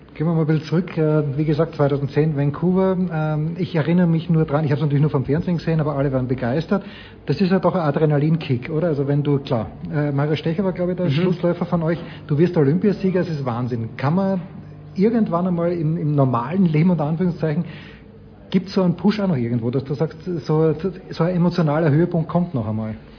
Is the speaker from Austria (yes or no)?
yes; Austria; ich bin auch Österreicher